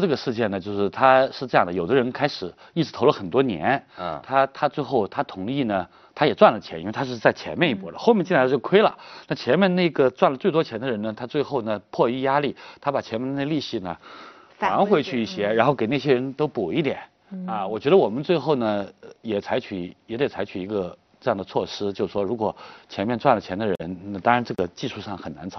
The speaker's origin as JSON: {"language": "Chinese", "town": "Ningxiang", "region": "Hunan", "country": "China", "tie": "born or raised there", "moved": "yes", "said": "呃，宁乡县刘少奇的故乡，我的老家。"}